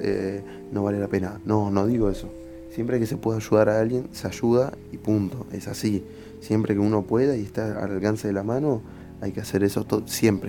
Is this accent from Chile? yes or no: no; Buenos Aires, Argentina; Se cría de una manera en, no sé, en capital